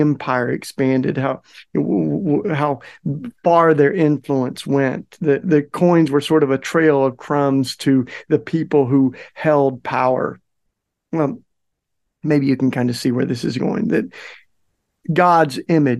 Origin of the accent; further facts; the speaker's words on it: the South, United States; growing up in the South